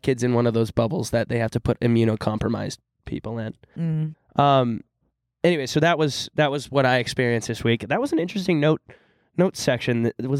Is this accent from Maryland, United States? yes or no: no; Texas, United States; We're from Texas. It was freaking hot.